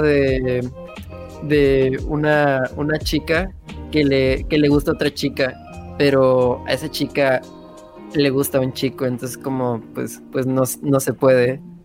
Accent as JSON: {"language": "Spanish", "town": "Mérida", "region": "Yucatán", "country": "Mexico", "said": "soy de Mérida, Yucatán"}